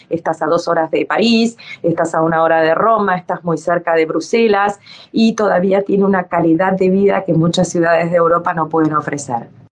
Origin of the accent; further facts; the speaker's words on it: Dominican Republic; moved away; also born or lived in Argentina / Ecuador / Italy; soy argentina o porque viví en Ecuador o porque crecí en la República Dominicana